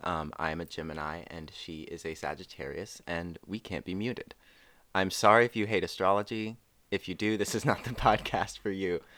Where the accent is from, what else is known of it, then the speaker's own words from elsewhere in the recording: North Carolina, United States; I am from North Carolina along with Carolyn.